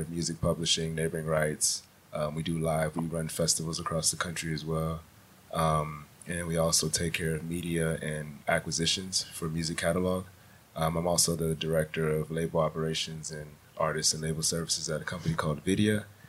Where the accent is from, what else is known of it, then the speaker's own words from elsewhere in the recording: Houston, Texas, United States; also born or lived in Nigeria; I'm originally from Houston, Texas. I'm Nigerian.